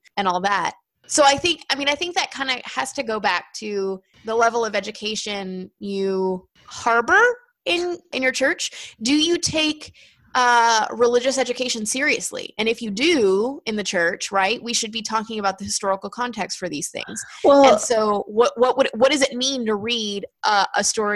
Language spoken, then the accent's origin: English; United States; as an American